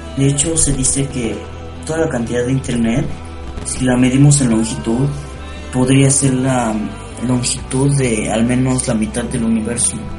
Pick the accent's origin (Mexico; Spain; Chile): Mexico; soy de México